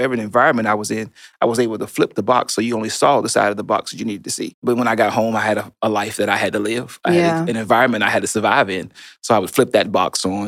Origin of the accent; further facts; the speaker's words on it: Chattanooga, Tennessee, United States; also born or lived in California; we moved to Chattanooga, Tennessee. I was born in California, so you can see between 2 and 5, I made it from California to Chattanooga, Tennessee.